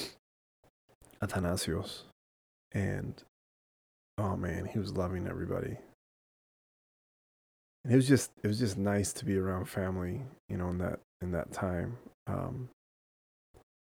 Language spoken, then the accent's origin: English; Southern California, United States; we grew up in California, in Southern California